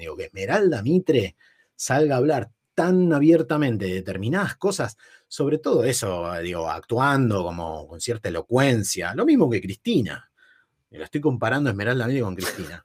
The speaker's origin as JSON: {"language": "Spanish", "town": "San Fernando", "region": "Buenos Aires Province", "country": "Argentina", "said": "Yo, soy de zona norte, yo soy de San Fernando, de Virreyes"}